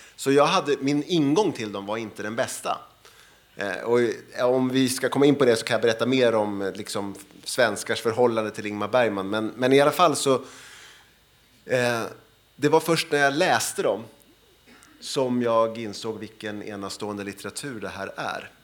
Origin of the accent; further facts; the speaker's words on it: Sweden; som svensk eh, och som, eh, jag är född 1970